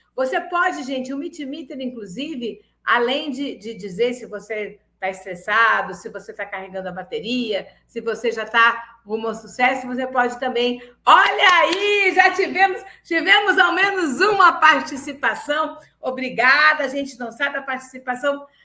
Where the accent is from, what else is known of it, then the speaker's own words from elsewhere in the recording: Rio Grande do Sul, Brazil; now in Lauro de Freitas, Brazil; Eu sou gaúcha, mas sou uma baiana de coração